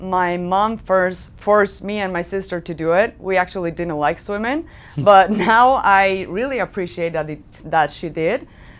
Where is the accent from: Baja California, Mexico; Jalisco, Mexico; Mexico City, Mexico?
Jalisco, Mexico; Guadalajara; also born or lived in Guanajuato; Oh, I'm from Guadalajara, Jalisco. That's in Mexico. Well, I live there. I was born in Guadalajara. Then I moved back to Guanajuato.